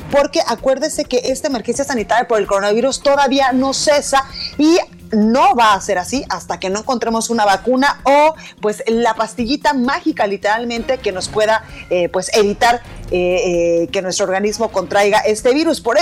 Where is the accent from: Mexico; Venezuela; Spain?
Mexico; Guadalajara, Jalisco; en eh, Guadalajara, Jalisco, en mi tierra, en La Perla, Tapatía